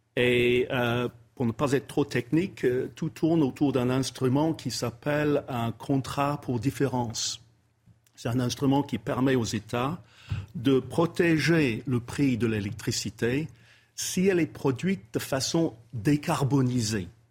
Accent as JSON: {"language": "French", "region": "England", "country": "United Kingdom", "second_language": "French", "moved": "yes", "said": "je suis anglais"}